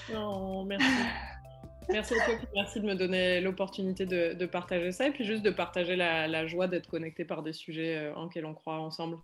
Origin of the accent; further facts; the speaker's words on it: France; j'ai grandi en France